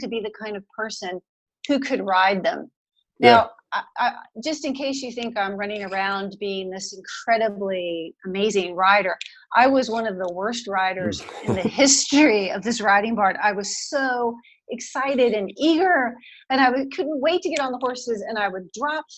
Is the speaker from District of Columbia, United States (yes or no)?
yes; Washington, District of Columbia, United States; moved away as an adult; now in Austin, United States; we grew up in the Washington, D.C. suburban area